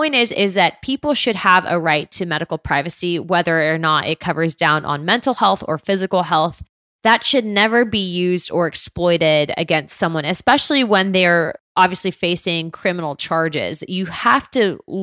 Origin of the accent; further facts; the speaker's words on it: Pinellas County, Florida, United States; my hometown here in Pinellas County